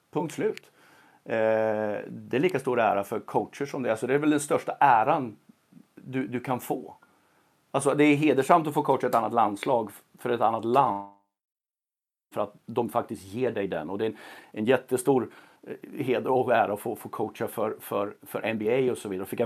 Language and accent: Swedish; Sweden; Som svensk coach så är det absolut mest hedersamma uppdraget och ärofyllda uppdraget du kan få.